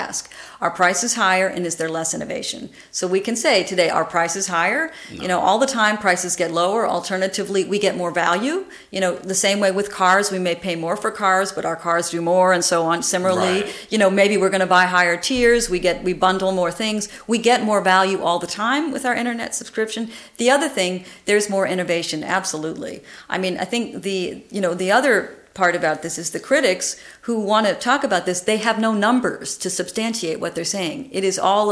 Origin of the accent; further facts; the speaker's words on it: United States; as American taxpayer